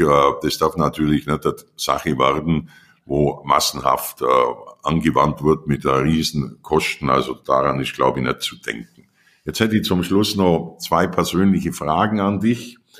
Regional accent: Allgäu, Bavaria, Germany; dann kommst du ins Allgäu und das ist meine Heimat

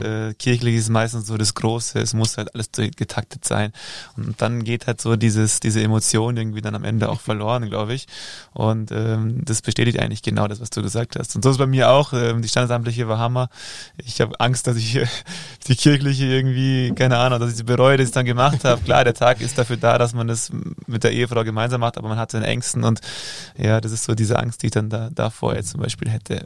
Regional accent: Germany; hier bei uns in Deutschland

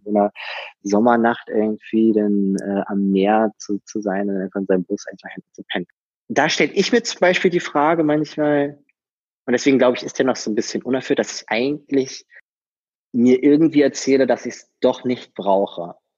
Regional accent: Berlin, Germany; accent: Berliner Slang; bin geboren und aufgewachsen in Berlin

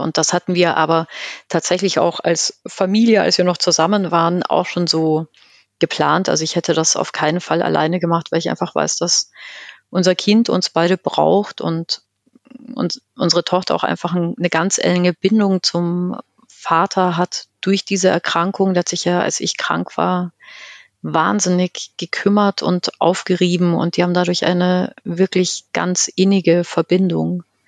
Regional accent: Chiemgau, Bavaria, Germany; ich komme aus dem Chiemgau, vom Land

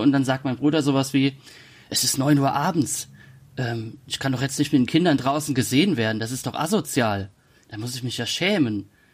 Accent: Kaiserslautern, Rhineland-Palatinate, Germany; moved away as an adult; nicht mehr in Kaiserslautern, meiner Heimatstadt lebe

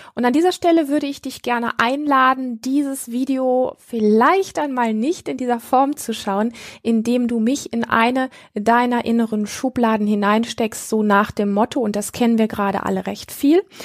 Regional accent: Germany; hier bei uns in Deutschland

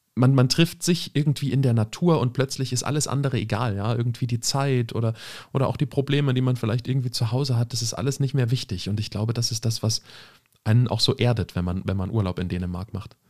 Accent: Germany; wir als Deutsche

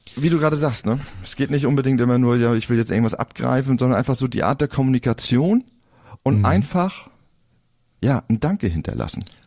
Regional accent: Flensburg, Schleswig-Holstein, Germany; ich komme ja aus Flensburg, altes Gymnasium damals

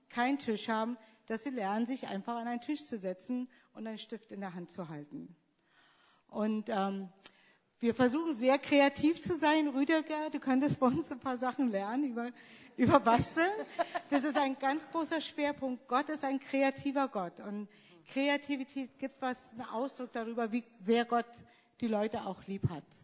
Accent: Germany; moved away; Ich, ich, bin eigentlich keine richtige Deutsche mehr.

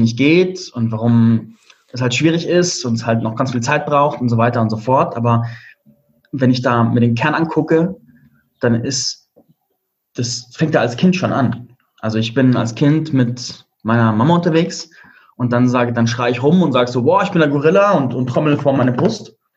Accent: Germany; moved away as an adult; also born or lived in Spain; meine Heimat hinter mir lassen

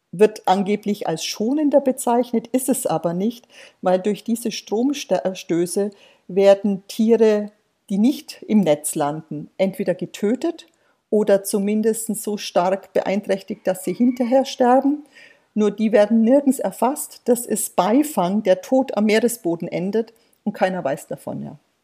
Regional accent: Germany; wir als Deutsche

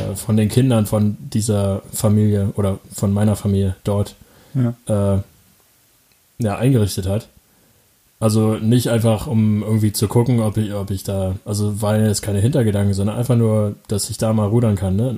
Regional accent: Falkensee, Brandenburg, Germany; Das heißt Falkensee, da komme ich her, da bin ich aufgewachsen

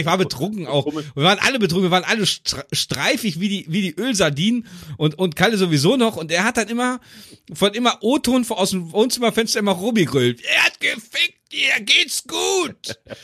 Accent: Göttingen, Lower Saxony, Germany; bei uns in Göttingen

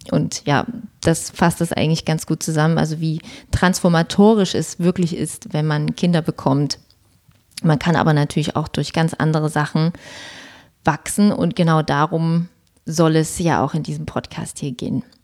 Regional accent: Dresden, Saxony, Germany; born there; bin gebürtige Dresdnerin und bin seit über zehn Jahren selbstständig und selbstständige Social-Media-Beraterin.

